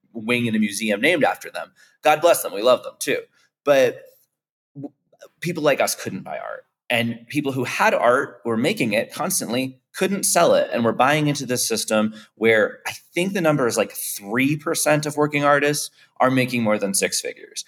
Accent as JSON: {"language": "English", "town": "St. Petersburg", "region": "Florida", "country": "United States", "tie": "born or raised there", "also_born_or_lived": "Miami", "said": "I grew up in St. Petersburg, Florida."}